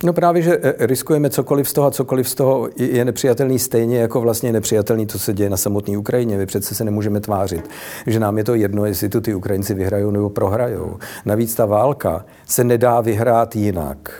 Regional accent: Prague, Czechia; u nás v Praze

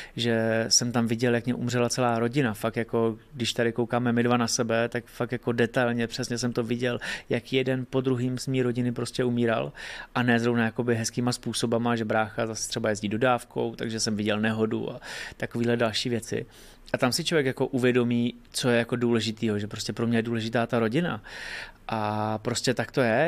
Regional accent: Hradec Králové, Hradec Králové Region, Czechia; u nás v Hradci

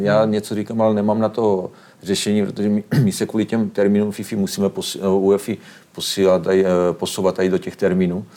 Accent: Slovakia; moved away as an adult; now in Drnovice, Czech Republic; oba pocházíme, i manželka pocházíme ze Slovenska

